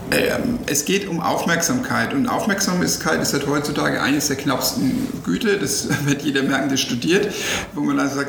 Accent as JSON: {"language": "German", "town": "Nuremberg", "region": "Bavaria", "country": "Germany", "said": "Und natürlich, jetzt als Nürnberger ärgert man sich und sagt, naja, wenn wir diese Millionen von Red Bull hätten, dann könnte vielleicht auch der erste FC Nürnberg oder RB Nürnberg jetzt in der ersten Liga spielen."}